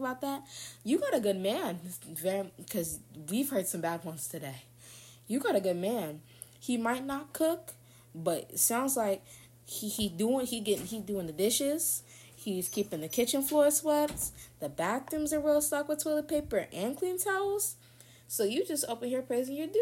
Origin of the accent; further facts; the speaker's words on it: the South, United States; I'm from the South